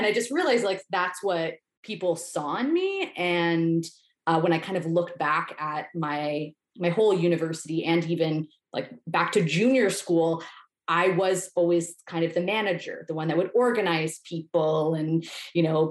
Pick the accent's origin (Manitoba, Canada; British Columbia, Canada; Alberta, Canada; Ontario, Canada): Ontario, Canada; Toronto; I grew up in the GTA. So I'm from Etobicoke, just outside of the downtown core